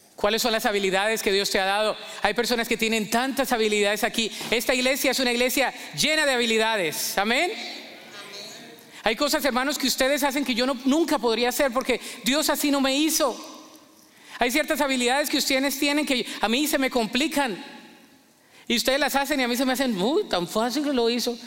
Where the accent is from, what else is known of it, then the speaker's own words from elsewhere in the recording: Colombia; moved away; mi acento no me lo voy a quitar, yo soy colombiano toda la vida